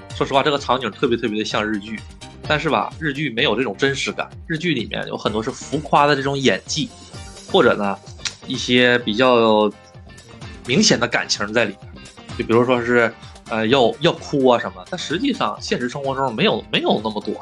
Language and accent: Chinese; China; moved away as an adult; now in Japan; 我在日本受到了很多很多欺负，就是因为你是外国人，就是因为你是中国人